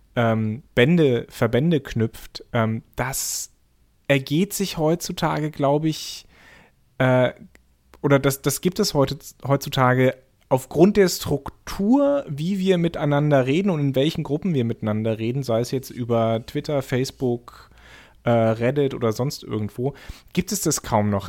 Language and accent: German; East Germany, Germany; ich bin in der DDR geboren